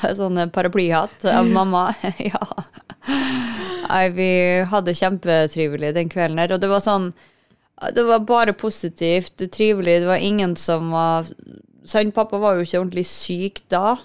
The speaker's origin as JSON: {"language": "Norwegian", "town": "Kristiansund", "region": "Møre og Romsdal", "country": "Norway", "said": "Jeg er jo fra Kristiansund, det, vi begge er fra Kristiansund"}